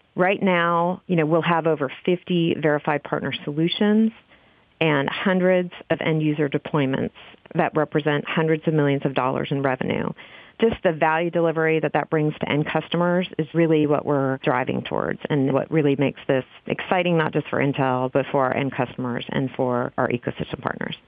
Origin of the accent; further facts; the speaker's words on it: Texas, United States; now in Oregon, United States; I am originally from Texas, and we are up here now in Oregon